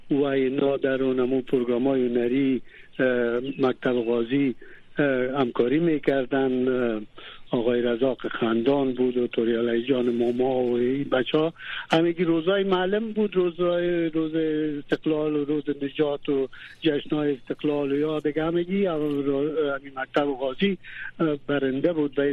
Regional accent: Afghanistan; also born or lived in Iran; now in Germany; هر وقت در دو که از افغانستان آمدم

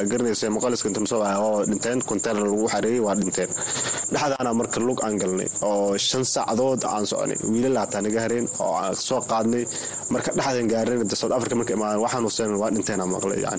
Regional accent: Mogadishu, Banaadir, Somalia; moved away; also born or lived in Dadaab, Kenya; waagi hore waxaan ka imaaday soomaaliya khaasatan xamar xaafadna kadegana waxaa waaye saybiano niyow labada kun toddobadii qaxooti kusoo galay

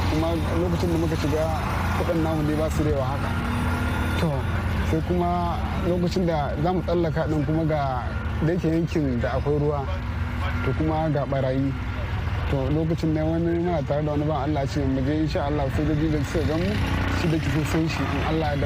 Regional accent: Kano State, Nigeria; moved away as an adult; now in Ghana; na fito daga jihar Kano.

